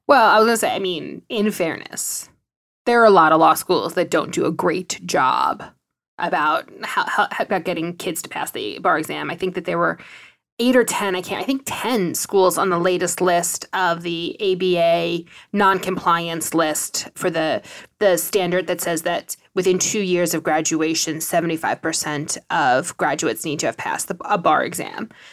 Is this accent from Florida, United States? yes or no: no; New York City, New York, United States; I grew up in New York City